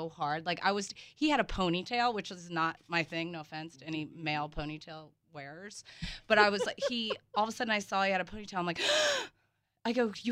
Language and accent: English; the South, United States; I'm from the South